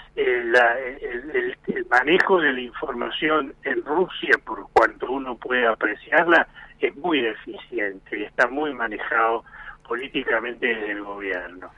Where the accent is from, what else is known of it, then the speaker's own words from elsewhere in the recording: Argentina; a nosotros como argentinos